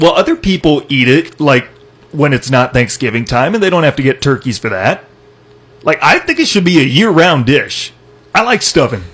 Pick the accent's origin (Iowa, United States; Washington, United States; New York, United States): Iowa, United States; I'm from Iowa.